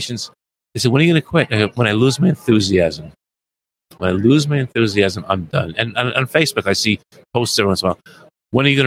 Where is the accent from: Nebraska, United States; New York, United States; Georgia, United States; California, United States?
New York, United States; New York City; moved away as an adult; also born or lived in Boston area, Massachusetts; now in Boston, United States; I grew up in New York City.